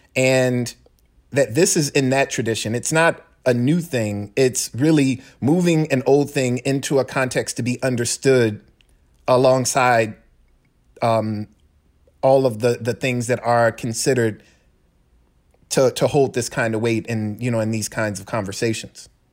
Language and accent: English; Decatur, United States; now in Charlottesville, United States; my hometown of Decatur